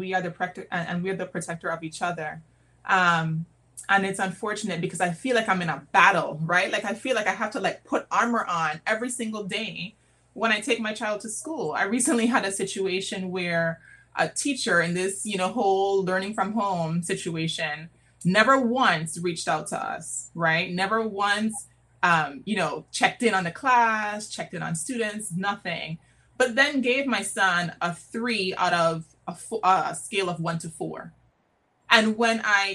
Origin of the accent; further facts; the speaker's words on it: U.S. Virgin Islands; now in Washington, DC, United States; I'm from St. Croix, but I'm living in DC